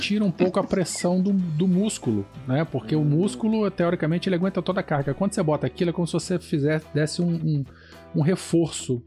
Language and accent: Portuguese; Vila Velha, Espírito Santo, Brazil; o Renato, o Valdir, o Douglas e eu, nós somos aqui do Espírito Santo, Vila Velha